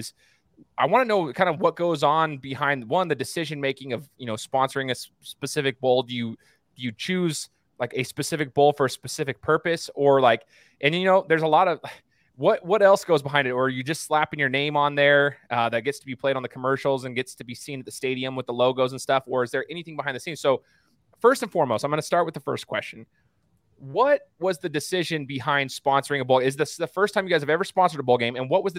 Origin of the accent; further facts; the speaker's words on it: Boise, Idaho, United States; I'm from Boise, So, Matt, I went to Boise State. I'm a Boise State alum, but I love Boise State, but I'm also a huge Buckeye fan. So